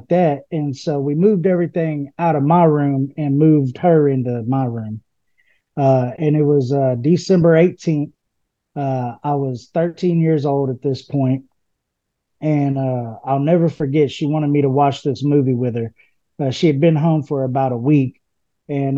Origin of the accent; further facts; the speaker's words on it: Houston, Texas, United States; I'm from Houston, Texas, originally. I grew up in a all-black neighborhood